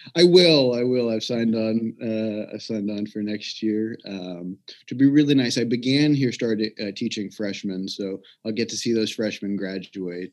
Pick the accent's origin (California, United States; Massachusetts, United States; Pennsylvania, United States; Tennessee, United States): Tennessee, United States; Memphis; I'm from Memphis, Tennessee originally